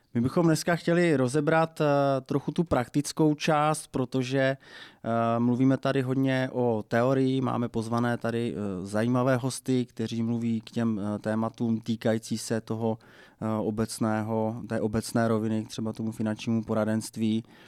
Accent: Moravia, Czechia; u nás na Moravě se eh, zavařují okurky

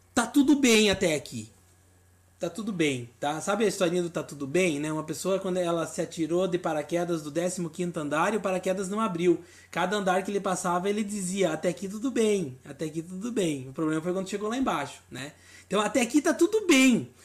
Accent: Rio Grande do Sul, Brazil; also born or lived in Paraná / São Paulo; now in Santa Catarina, Brazil; capital do meu estado do Rio Grande do Sul, sou gaúcho, mas moro em Santa Catarina

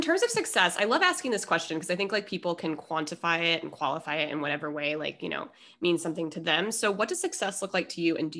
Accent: Minnesota, United States; I was born in Minnesota.

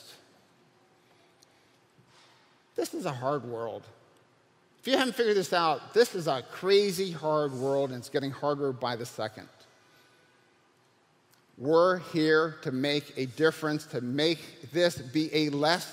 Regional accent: United States; as an American having the blessing of a restaurant

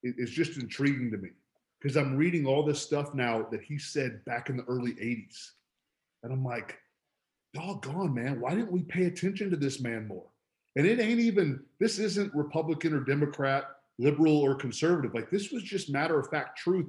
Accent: Palm Beach Gardens, Florida, United States; my hometown is Palm Beach Gardens

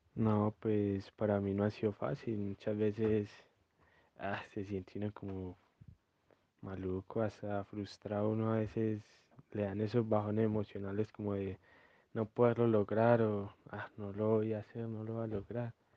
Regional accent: Venecia, Antioquia, Colombia; soy del municipio de Venecia, Antioquia

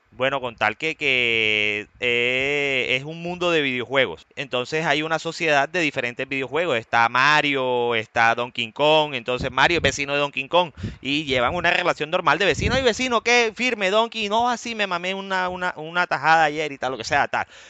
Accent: Colombia; yo soy colombiano

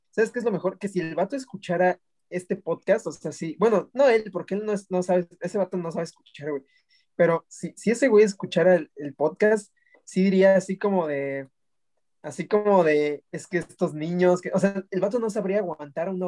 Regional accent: Mexico; moved away; no solo porque mi familia vive ahí, sino porque es mi país, ¿no? O sea, es como de, güey, aunque ya no viva ahí, no deja de ser un, el lugar de donde vengo.

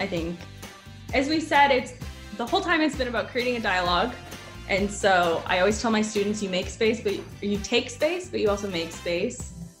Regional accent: Langley, British Columbia, Canada; I'm from Langley and that's where where Kwalin Nation is

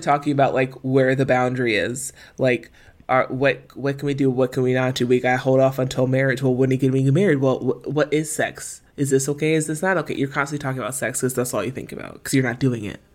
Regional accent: Maryland, United States; where we were in Maryland growing up

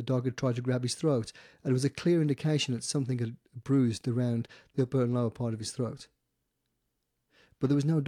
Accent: Staffordshire, West Midlands, United Kingdom; this story actually hails out of England and from my hometown in Staffordshire.

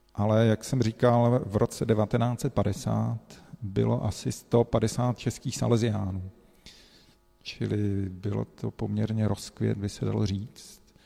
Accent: Brno, South Moravian Region, Czechia; moved away as an adult; now in Rome, Italy; Pocházíme tady z Brna

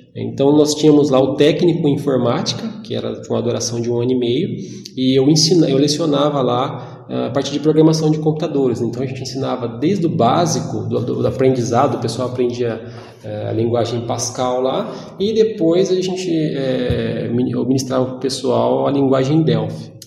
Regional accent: Jacarezinho, Paraná, Brazil; moved away as an adult; now in Ourinhos, Brazil; eu sou de Jacarezinho, eu estou morando aqui já vai fazer uns 15 anos

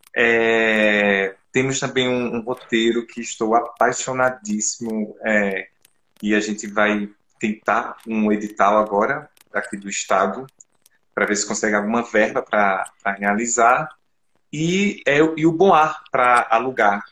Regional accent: Arcoverde, Pernambuco, Brazil; Sou do interior de, de Arco Verde, sertão

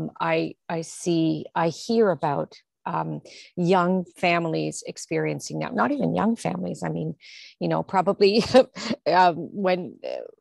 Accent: Toronto, Ontario, Canada; I grew up in Toronto, in, you know, in the suburbs in Toronto, in North York

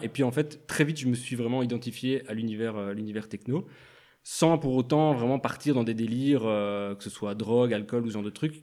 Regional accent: La Louvière, Wallonia, Belgium; now in Brussels, Belgium; je viens de la Louvière

